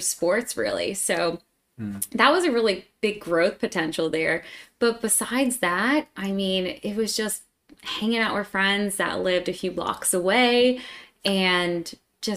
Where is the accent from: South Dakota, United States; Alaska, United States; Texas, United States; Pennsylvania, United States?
Pennsylvania, United States; Scranton; moved away as an adult; now in Atlanta, United States; I'm from Pennsylvania and grew up in a small family.